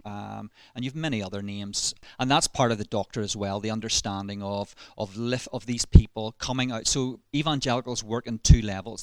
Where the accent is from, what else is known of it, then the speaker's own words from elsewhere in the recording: Ballymena, Northern Ireland, United Kingdom; accent: Ballymena; you'll probably detect in my voice a little um, hint of Ballymena. So I was raised, born and raised in Ballymena.